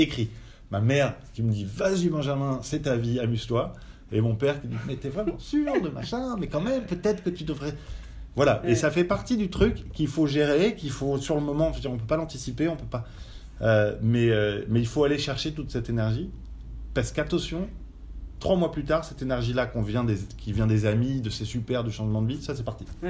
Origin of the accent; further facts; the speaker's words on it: France; moved away as an adult; now in Belgium; je suis français. Maintenant, ça fait 20 ans que je vis en Belgique